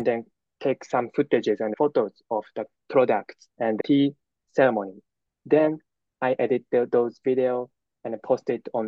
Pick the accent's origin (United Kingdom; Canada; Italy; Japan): Japan; I'm a university student from Japan